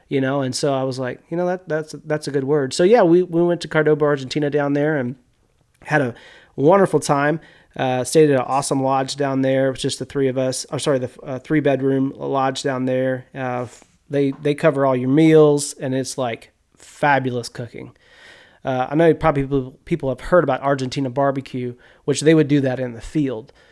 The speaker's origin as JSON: {"language": "English", "town": "Bentonia", "region": "Mississippi", "country": "United States", "tie": "born or raised there", "moved": "as an adult", "lives_now": "Missouri, United States", "said": "I grew up in Yazoo County in Bentonia"}